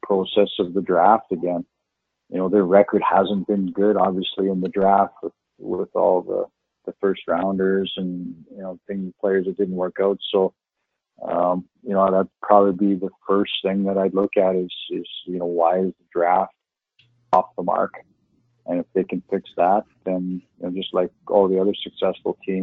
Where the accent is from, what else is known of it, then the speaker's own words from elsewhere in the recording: Foam Lake, Saskatchewan, Canada; growing up in Saskatchewan